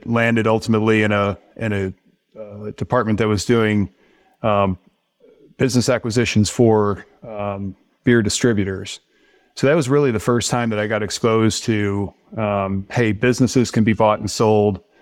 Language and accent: English; St. Louis, Missouri, United States; I grew up in Saint Louis